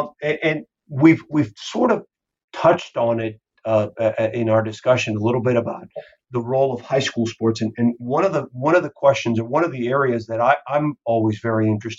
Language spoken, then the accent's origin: English; Miami, Florida, United States; brings back a lot of memories for me growing up in Miami, in the Cuban American section of the city in the 1960s.